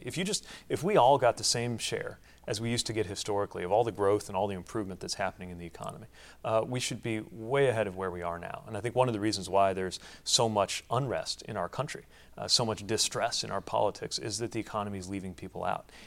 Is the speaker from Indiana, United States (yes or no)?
yes; South Bend, Indiana, United States; an industrial city like my hometown of South Bend